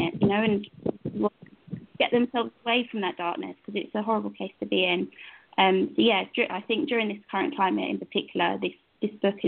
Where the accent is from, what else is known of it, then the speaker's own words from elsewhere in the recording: London, Essex area, East of England, United Kingdom; I'm actually from the United Kingdom, from England, London, Essex area